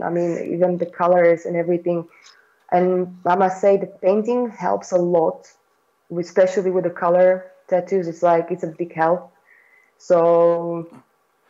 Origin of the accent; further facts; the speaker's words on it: Slovakia; moved away as an adult; also born or lived in London; I'm from Slovakia. Yeah, actually, I came to London